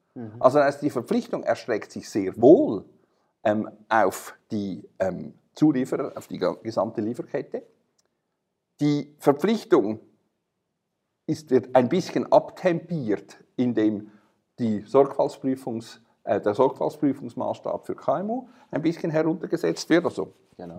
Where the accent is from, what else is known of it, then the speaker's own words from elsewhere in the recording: Switzerland; wir als Schweizer